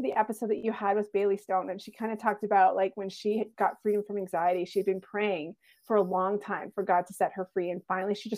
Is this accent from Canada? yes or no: yes; Canada; also born or lived in Alberta; I'm from Canada. I live in Alberta, close to Banff and the Rockies